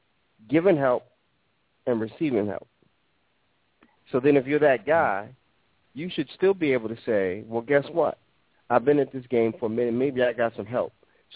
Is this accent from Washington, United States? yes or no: no; New York, United States; growing up in New York